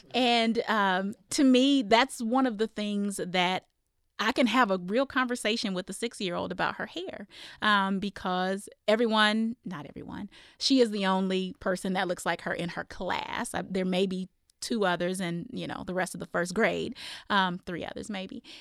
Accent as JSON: {"language": "English", "region": "Iowa", "country": "United States", "tie": "born or raised there", "moved": "yes", "lives_now": "Arizona, United States", "said": "I grew up in Iowa"}